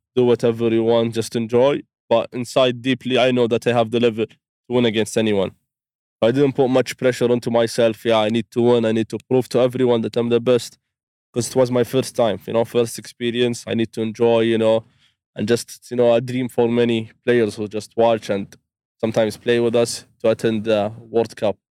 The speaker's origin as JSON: {"language": "English", "country": "Saudi Arabia", "said": "I'm from Saudi"}